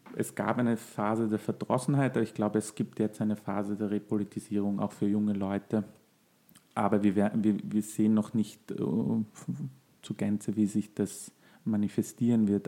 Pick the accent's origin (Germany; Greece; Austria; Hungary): Austria; bei uns in Österreich